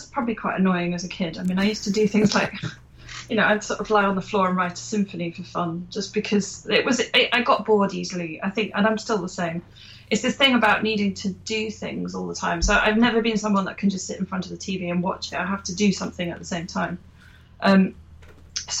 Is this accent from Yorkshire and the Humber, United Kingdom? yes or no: no; Lincolnshire, East Midlands, United Kingdom; I grew up in Lincolnshire, so I was a bit cut off from the world of flute in general